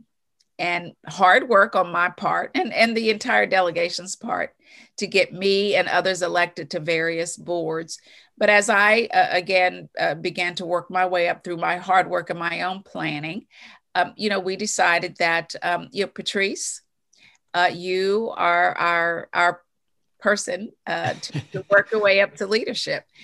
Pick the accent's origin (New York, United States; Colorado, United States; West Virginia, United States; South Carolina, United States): West Virginia, United States; Bluefield; moved away; growing up in West Virginia, I'm an only child. My mother was an educator. Uh, my father worked on the railroad, but we had a huge extended family there in Bluefield